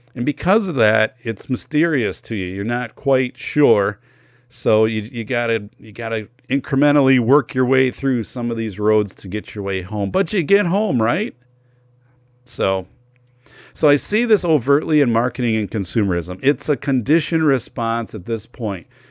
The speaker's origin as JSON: {"language": "English", "region": "northern Wisconsin", "country": "United States", "tie": "born or raised there", "said": "I'm from Wisconsin, northern Wisconsin"}